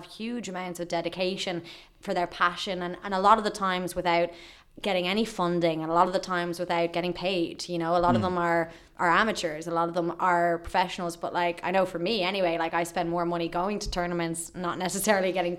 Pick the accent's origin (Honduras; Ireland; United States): Ireland; we're Irish